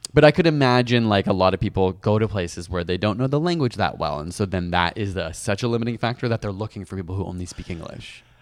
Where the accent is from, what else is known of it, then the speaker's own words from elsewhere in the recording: Canada; as a Canadian